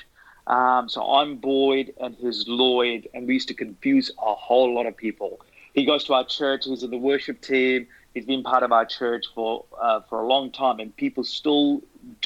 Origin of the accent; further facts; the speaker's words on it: Sri Lanka; now in Auckland, New Zealand; I'm originally from Sri Lanka, but moved to New Zealand about 22 years ago